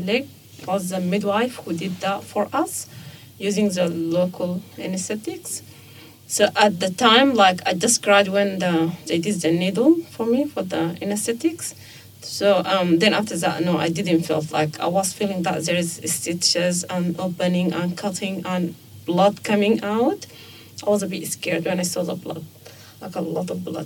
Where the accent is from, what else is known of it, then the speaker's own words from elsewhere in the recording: Sudan; moved away as an adult; now in Australia; I'm from Sudan and I've been here for 4.5